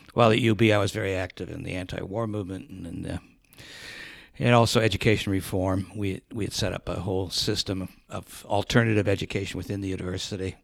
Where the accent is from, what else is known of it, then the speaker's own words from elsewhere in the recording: Hubbard Lake, Michigan, United States; moved away as an adult; also born or lived in Buffalo, New York; Michigan, in, uh, in a little town called Hubbard Lake near Alpena, Michigan, which is on the shores of Lake Huron